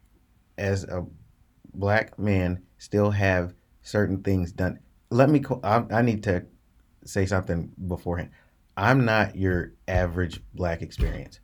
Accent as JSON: {"language": "English", "area": "Sorrento Avenue", "region": "Kentucky", "country": "United States", "tie": "born or raised there", "said": "I was born and grew up on Sorrento Avenue."}